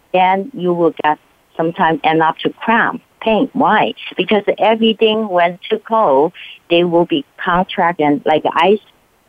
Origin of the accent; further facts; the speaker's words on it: California, United States; So I come from California.